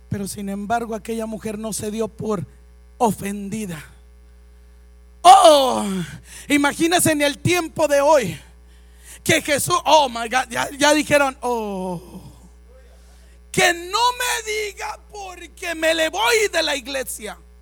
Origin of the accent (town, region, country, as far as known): Mexico